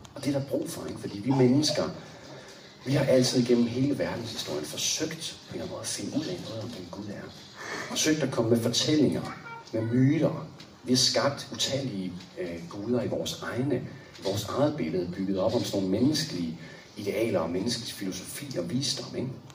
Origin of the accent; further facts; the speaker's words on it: Copenhagen, Capital Region of Denmark, Denmark; Anne og jeg, vi er jo fra København